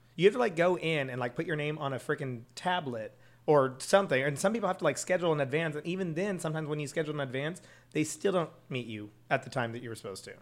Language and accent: English; Schertz, Texas, United States; I'm actually from a small town outside of San Antonio called Schertz, Texas, S C H E R T Z.